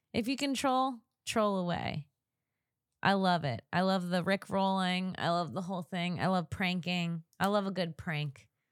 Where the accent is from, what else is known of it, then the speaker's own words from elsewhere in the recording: Florida, United States; also born or lived in Saint Augustine; now in Los Angeles, United States; I grew up in Florida.